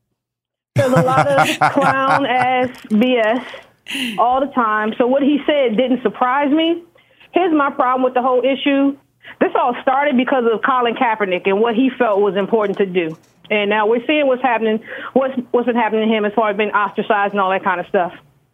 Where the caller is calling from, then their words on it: Washington, District of Columbia, United States; I'm calling from Washington, D.C.